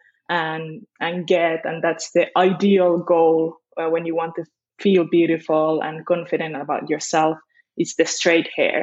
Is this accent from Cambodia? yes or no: no; Finland; moved away as an adult; also born or lived in Spain; now in London, United Kingdom; I did grow up in Finland. And my mom is Finnish